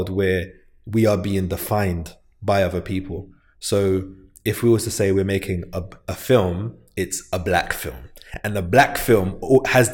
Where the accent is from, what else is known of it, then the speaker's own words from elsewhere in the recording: London, United Kingdom; I'm from St. Raphael's Estate